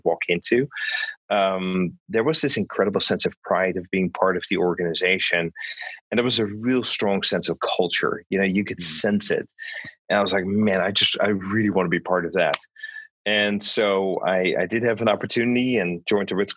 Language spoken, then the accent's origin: English; Netherlands; moved away; I was born and raised in the Netherlands.